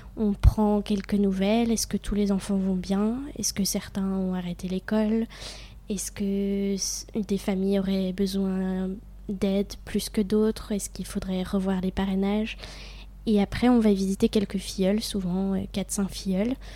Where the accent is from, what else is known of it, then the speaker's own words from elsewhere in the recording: near Besançon, Bourgogne-Franche-Comté, France; moved away as an adult; also born or lived in Vannes; je viens de Franche-Comté, mais j'ai vécu un an à Vannes